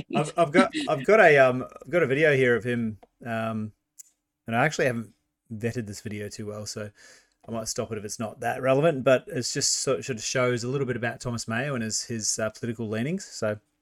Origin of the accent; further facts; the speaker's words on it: New Zealand; now in Australia; I am from New Zealand originally